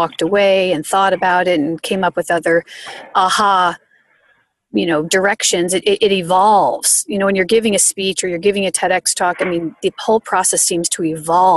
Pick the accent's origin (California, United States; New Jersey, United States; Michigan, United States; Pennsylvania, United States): New Jersey, United States; a town where I grew up in New Jersey